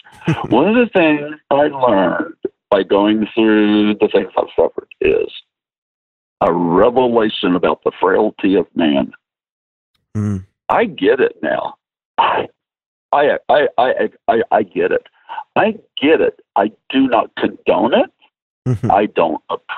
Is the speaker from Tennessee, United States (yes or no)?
yes; Nashville, Tennessee, United States; I'm from Nashville, Tennessee